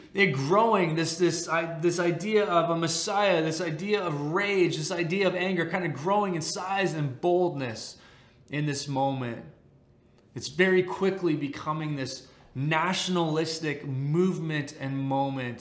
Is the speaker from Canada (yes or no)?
yes; Canada; As a Canadian